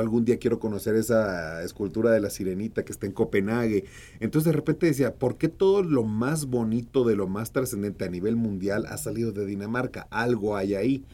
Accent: Hermosillo, Sonora, Mexico; accent: norteño; now in Mexico City, Mexico; yo nací en Hermosillo, Sonora

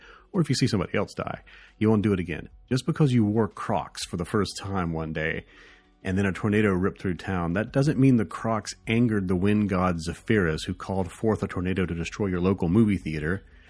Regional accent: the South, United States; accent: southern; it's so good that it's making my southern accent just, be unrepressed.

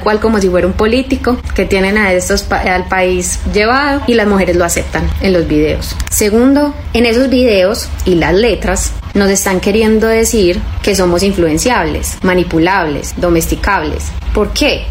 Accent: Antioquia, Colombia; soy colombiana, soy paisa

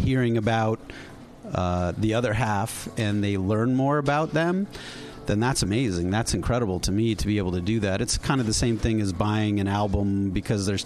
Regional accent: East Coast, United States; I grew up on the East Coast, and these are the records that are part of my youth.

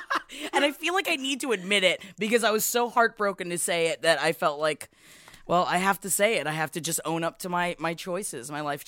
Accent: the South, United States; I'm from the South, y'all

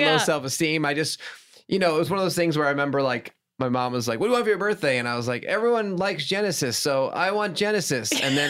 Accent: Stamford, Connecticut, United States; I grew up in Stamford, Connecticut, you know, with like no show business background at all. Like my dad is as seen on TV, a salesman, and my mom was like, you know, in education.

